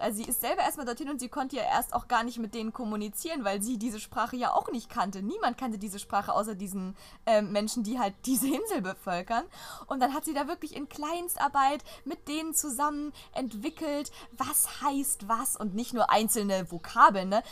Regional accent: Germany; first language German; wir als deutsche Muttersprachler

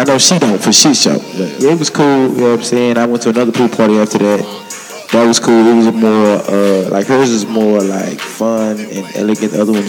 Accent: Houston, Texas, United States; Yeah, I'm from Houston.

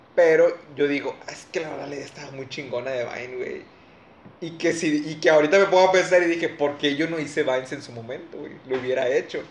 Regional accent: Mexico; nosotros como mexicanos

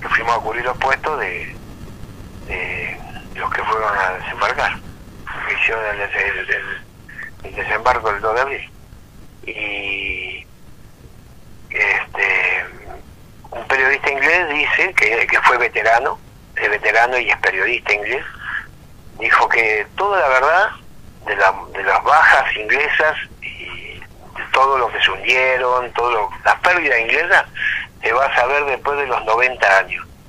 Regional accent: Argentina; para mí es un, orgullo ser argentino, soy argentino, descendiente de italiano

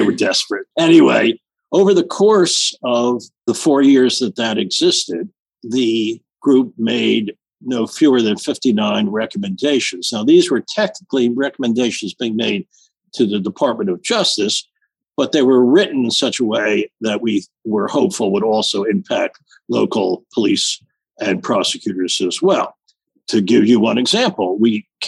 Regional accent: United States; being an American

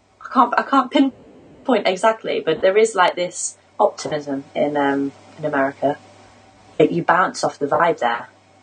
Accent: England, United Kingdom; Although when I was on holiday, everybody thought I was from South Africa. Nobody thought I was from England.

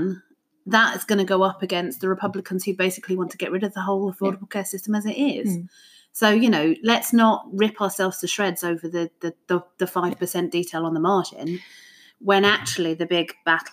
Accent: United Kingdom; as a Brit

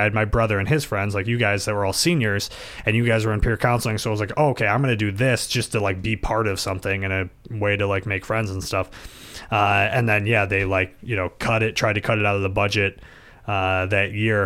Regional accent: Buffalo, New York, United States; we grew up in South Buffalo and went to South Buffalo Catholic School

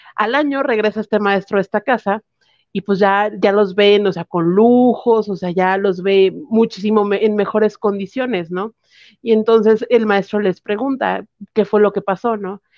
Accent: Mexico; como mexicanos

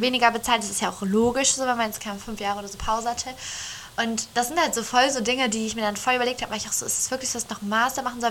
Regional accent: Northern Germany, Germany; wir sind ja beide jetzt im Norden groß geworden.

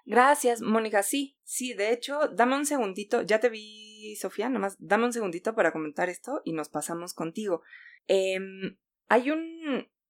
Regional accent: Mexico

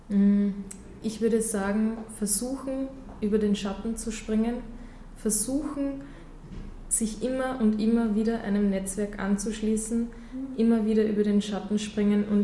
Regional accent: Austria; ich bin in Österreich geboren, aufgewachsen, ich bin immer schon hier

